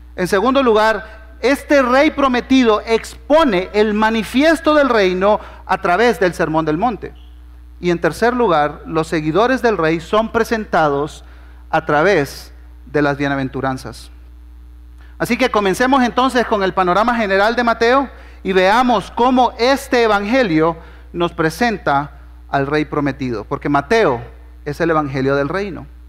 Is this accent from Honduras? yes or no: yes; Honduras; moved away as an adult; also born or lived in Guatemala City, Guatemala / Argentina / southern United States; now in Guatemala; Cuando tenía dos años, mis padres, que son hondureños, se movieron para allá y crecí en Honduras, ¿verdad? Entonces por eso hablo así medio raro